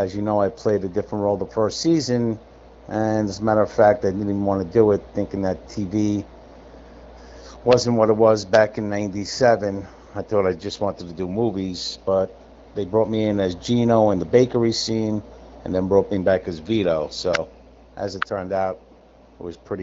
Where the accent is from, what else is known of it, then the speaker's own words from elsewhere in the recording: New York City, New York, United States; moved away as an adult; now in Los Angeles, United States; I grew up in Brooklyn.